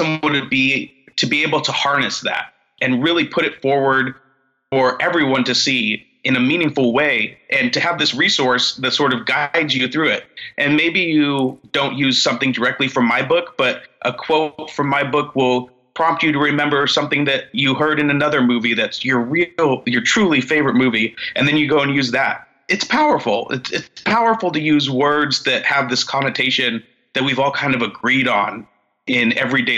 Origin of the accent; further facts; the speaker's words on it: Central Valley, near Modesto, Northern California, United States; also born or lived in San Francisco; I'm a Northern California boy. I grew up in the Central Valley out here by Modesto